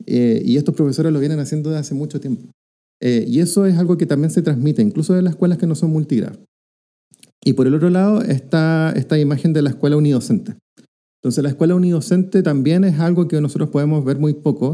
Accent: Rancagua, O'Higgins, Chile; soy de Rancagua

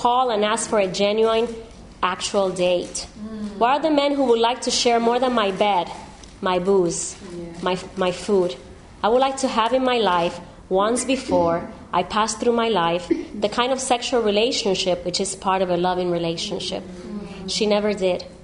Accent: Miami, Florida, United States; I come from Miami.

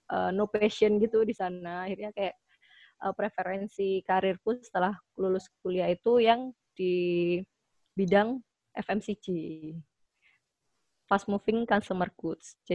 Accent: Surabaya, East Java, Indonesia; kan aku asli Surabaya ya.

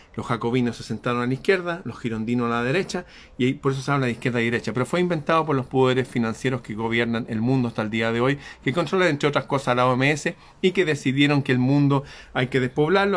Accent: Chile; en mi país Chile

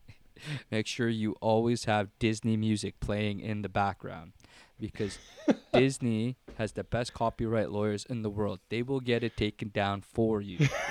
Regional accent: Philippines; I'm Filipino.

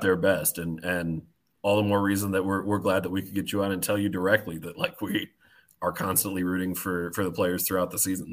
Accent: Minnesota, United States; the Minnesota Wild, my hometown team

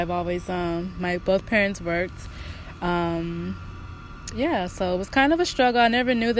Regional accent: Long Beach, California, United States; I grew up in Long Beach, born and raised.

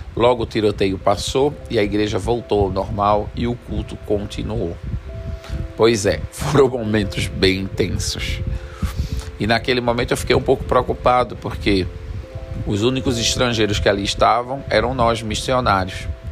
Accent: Jaboatão dos Guararapes, Pernambuco, Brazil; moved away; also born or lived in Senegal; eu me criei em Jaboatão dos Guararapes, num lugar chamado Santo Aleixo

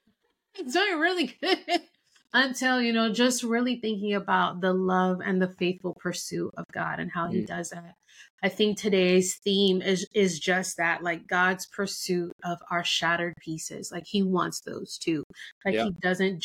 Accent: Miami, Florida, United States; moved away as an adult; also born or lived in Denver; now in Dallas, United States; I had left Miami, my hometown, and moved to Denver

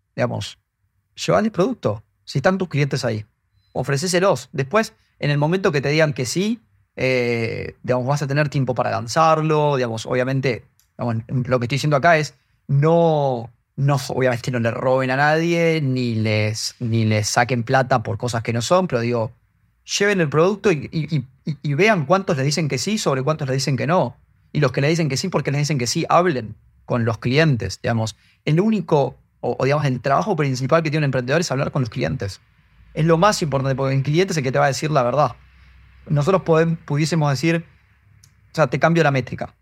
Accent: Argentina; por mi acento se darán cuenta, soy argentino

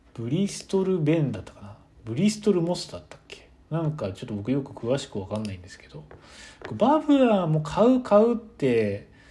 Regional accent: Kyoto, Japan; moved away as an adult; also born or lived in Nagano; 僕も確かに京都で普通にずっと花粉症で子供の時からかなりひどくて

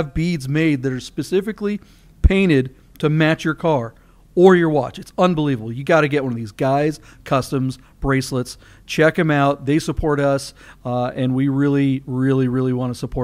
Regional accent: Monroe, Washington, United States; now in Las Vegas, United States; my hometown. Up in Monroe, Washington, Snohomish out there

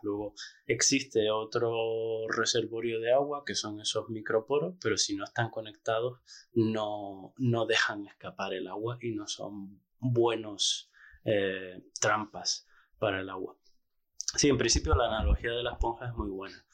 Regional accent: La Orotava, Canary Islands, Spain; yo soy canario, soy de la Orotava y crecí allí

